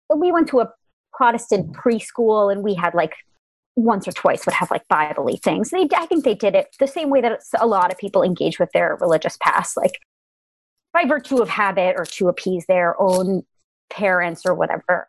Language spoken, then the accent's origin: English; Darien, Connecticut, United States; I was born and raised in Fairfield County, Connecticut